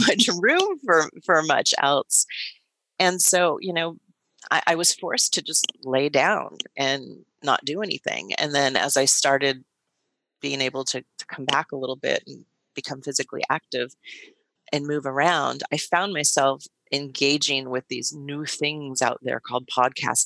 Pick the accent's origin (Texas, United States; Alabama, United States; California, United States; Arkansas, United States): California, United States; Silicon Valley; I grew up in Silicon Valley.